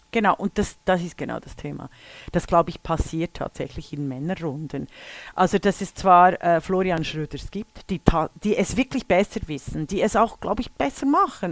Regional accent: Switzerland; als Mädchen in den 60er Jahren in der Schweiz geboren worden zu sein

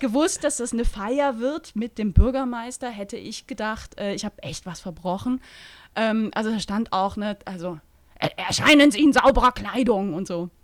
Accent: Eastern Switzerland, Switzerland; Heimat ist schon der Ort, wo ich herkomme. Da fühle ich mich sehr verbunden, äh, nach wie vor. Ne? Das ist so mhm. ein kleiner Flecken Ostschweiz.

